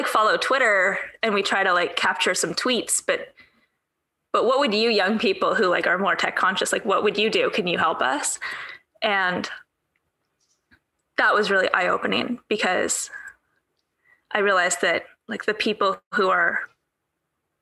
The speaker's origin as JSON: {"language": "English", "town": "Vancouver", "region": "British Columbia", "country": "Canada", "tie": "born or raised there", "said": "my hometown in Vancouver"}